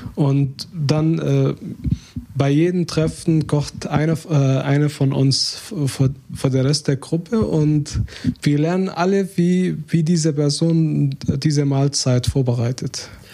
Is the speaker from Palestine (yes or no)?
yes; Hebron, West Bank, Palestine; German is a second language; now in Germany; wir haben eine alte Tradition in, in meiner mein Heimatstadt äh, Hebron